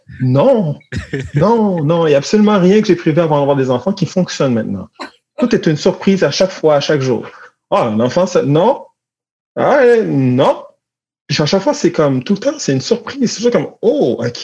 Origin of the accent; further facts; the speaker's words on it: Montreal, Quebec, Canada; moi, j'ai grandi à Montréal